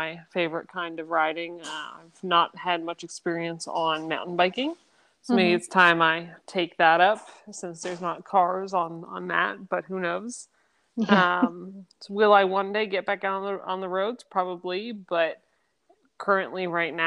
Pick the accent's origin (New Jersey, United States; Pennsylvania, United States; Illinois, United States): Pennsylvania, United States; Kutztown; moved away as an adult; also born or lived in Chile / Kentucky; I was born and raised in Kutztown, Pennsylvania